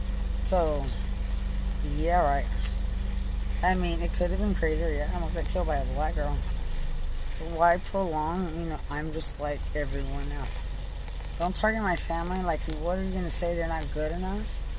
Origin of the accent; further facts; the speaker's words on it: Texas, United States; And I'm from Lubbock County.